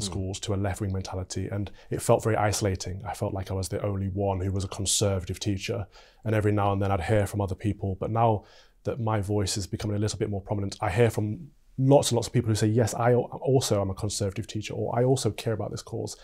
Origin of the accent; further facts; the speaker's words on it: Mansfield, East Midlands, United Kingdom; moved away as an adult; now in London, United Kingdom; from Mansfield, Nottinghamshire